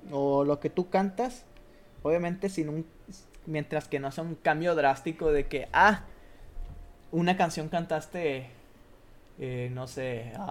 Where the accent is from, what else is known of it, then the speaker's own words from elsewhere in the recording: Mexico; Somos mexicanos